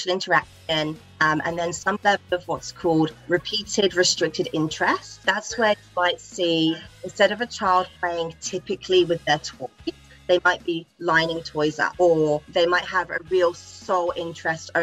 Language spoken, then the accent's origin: English; England, United Kingdom; moved away as an adult; now in Australia; I'm from England. I've been over here for a couple of years in Australia now